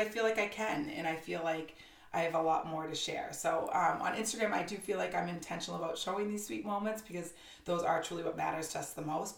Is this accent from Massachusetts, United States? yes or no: yes; Haverhill, Massachusetts, United States; also born or lived in Newburyport, Massachusetts; Born and raised in uh, north of Boston, in a town called Haverhill, Massachusetts